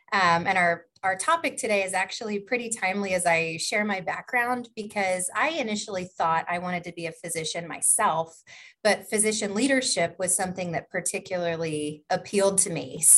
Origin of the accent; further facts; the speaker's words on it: St. Louis, Missouri, United States; also born or lived in Memphis, Tennessee; both in my hometown of St. Louis, Missouri, and Memphis, Tennessee, where I went to grad school.